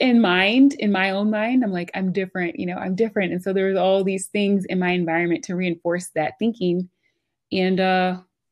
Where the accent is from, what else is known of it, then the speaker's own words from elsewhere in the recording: Yeadon, Pennsylvania, United States; also born or lived in Philadelphia, Pennsylvania; I was born in Philly, but I grew up in the burbs. So I grew up in Yaden, which is like right out of Southwest Philly